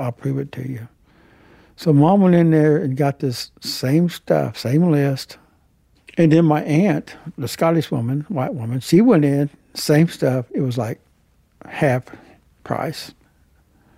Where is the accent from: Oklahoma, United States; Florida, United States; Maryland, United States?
Oklahoma, United States; Harmony; also born or lived in Tulsa, Oklahoma; I was born in Tulsa, Oklahoma, raised in Harmony, Oklahoma, where my family allotments are